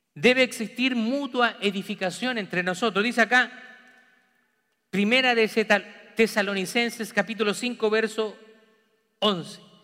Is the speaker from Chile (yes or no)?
yes; Chile; moved away as an adult; now in United States; Mi familia sanguínea está toda en Chile. La familia de mi esposa también está toda en Chile.